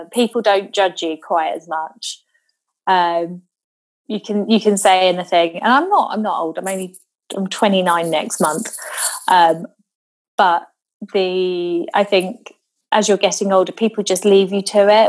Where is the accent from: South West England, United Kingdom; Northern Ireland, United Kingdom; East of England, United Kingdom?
South West England, United Kingdom; Devon; we used to have a lot of bonfires down in Devon